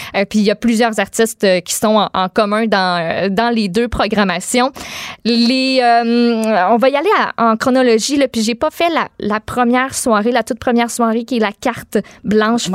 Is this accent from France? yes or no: no; Quebec City, Quebec, Canada; chez nous à Québec